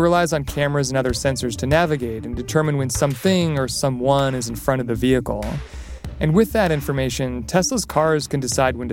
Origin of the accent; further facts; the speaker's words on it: New York City, New York, United States; as a New Yorker, I haven't owned a car in more than a decade